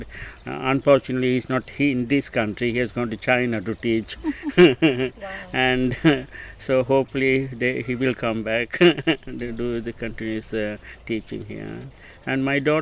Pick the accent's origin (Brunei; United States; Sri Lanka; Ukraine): Sri Lanka; moved away as an adult; now in United Kingdom; I came from Sri Lanka at the age of 22.